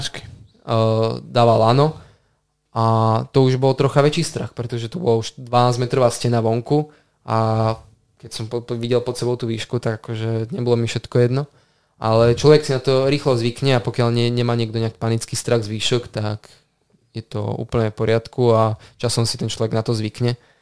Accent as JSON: {"language": "Slovak", "town": "Handlová", "region": "Trenčín Region", "country": "Slovakia", "tie": "born or raised there", "said": "Ja som z Handlovej mm-hmm. rodák, aj som sa tam narodil, aj tam doteraz pôsobím"}